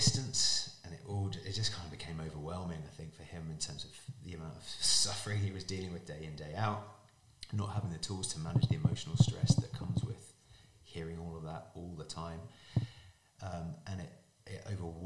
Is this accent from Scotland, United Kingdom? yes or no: no; Surrey, South East England, United Kingdom; I was born in Surrey in England. Both my parents are Irish